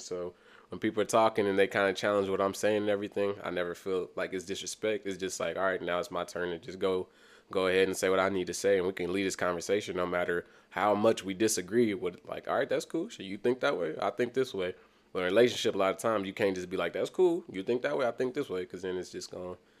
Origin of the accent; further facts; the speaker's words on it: Kansas City, Missouri, United States; also born or lived in Senegal; going to school in Kansas City, um, I ain't been to a lot of different schools. I probably went to, like, eleven different schools and just the inner city, the Kansas City growing up